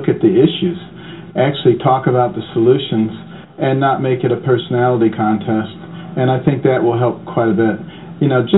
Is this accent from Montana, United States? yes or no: no; Detroit, Michigan, United States; moved away; also born or lived in Boston; I grew up in Detroit, and I grew up in Boston.